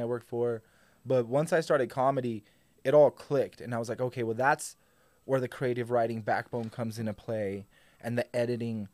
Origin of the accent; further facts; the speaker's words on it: Albuquerque, New Mexico, United States; also born or lived in Santa Fe; I was born in Santa Fe, but I was raised in Albuquerque my whole life.